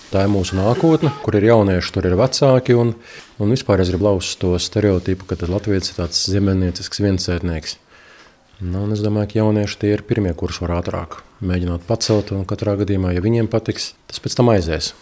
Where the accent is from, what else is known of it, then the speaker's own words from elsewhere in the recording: Cēsis, Cēsis Municipality, Latvia; also born or lived in Riga; Es pats esmu cēsinieks. Dzimis audzis cēsīs